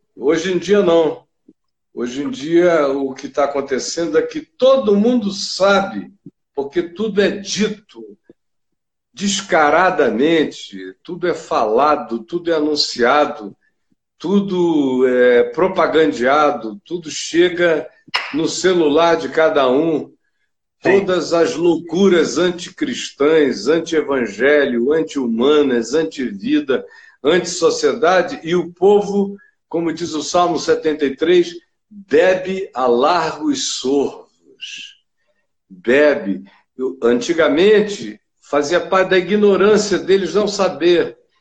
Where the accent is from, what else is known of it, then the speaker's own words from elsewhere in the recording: Rio de Janeiro, Brazil; moved away; cresci no Rio, eu estava aí no Rio quando isso estava acontecendo